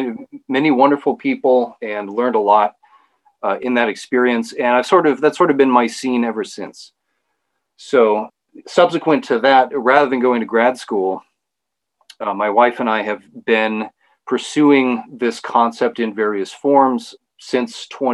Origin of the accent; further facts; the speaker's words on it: Sacramento, California, United States; I was raised in Sacramento, California. So raised in a very blue city in a very blue state, and obviously in an urban environment. And I was raised in a secular house